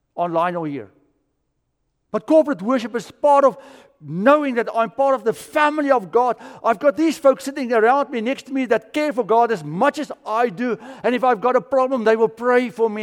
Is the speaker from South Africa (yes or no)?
yes; South Africa; moved away; I grew up in South Africa and we would build fires in the bush felt